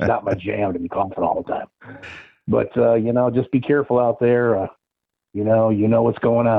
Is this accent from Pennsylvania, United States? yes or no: no; Detroit, Michigan, United States; moved away; I grew up in Detroit